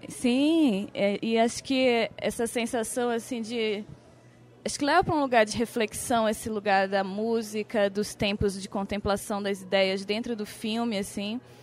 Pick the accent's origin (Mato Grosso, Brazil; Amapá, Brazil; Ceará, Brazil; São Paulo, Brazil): Amapá, Brazil; Eu sou amapaense